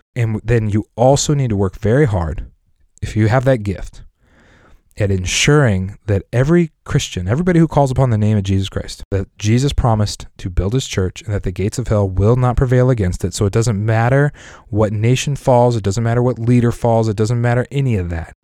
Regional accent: Lakewood, Colorado, United States; I grew up in Lakewood, Colorado.

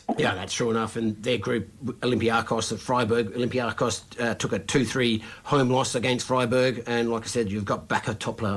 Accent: Australia; accent: Australian; I've got my Australian accent on there

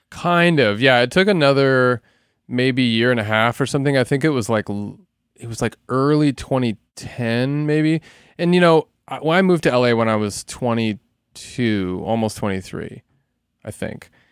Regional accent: Salem, Oregon, United States; moved away as an adult; also born or lived in Portland, Oregon / Los Angeles; I grew up in Salem, Oregon, which is about an hour south of Portland.

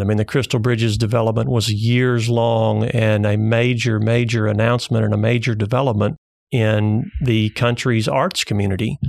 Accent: Bald Knob, Arkansas, United States; also born or lived in Bryant, Arkansas / Arkadelphia, Arkansas; I'm a Arkansas native. I was raised in Bald Knob, Arkansas.

